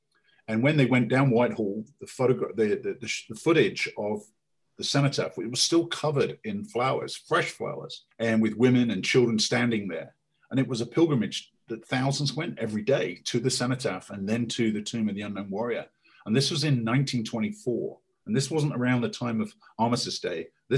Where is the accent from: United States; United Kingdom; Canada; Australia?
United Kingdom; as British